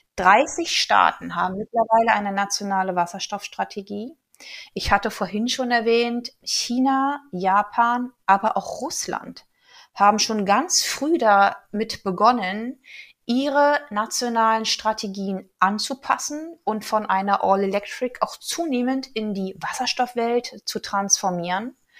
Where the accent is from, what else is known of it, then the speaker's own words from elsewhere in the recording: Brandenburg, Germany; moved away; in meiner alten Heimat Brandenburg